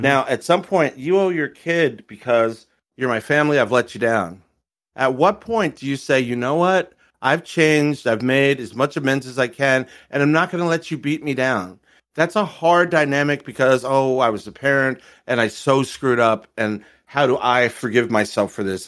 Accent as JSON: {"language": "English", "region": "Maryland", "country": "United States", "said": "I'm from Maryland"}